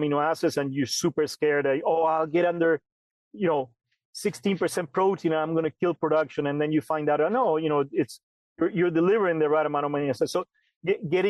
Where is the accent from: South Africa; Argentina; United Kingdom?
Argentina; moved away as an adult; also born or lived in Illinois, United States; now in California, United States; And I grew up in Argentina, working with dairy and beef cattle. And then I moved to the United States when I was 19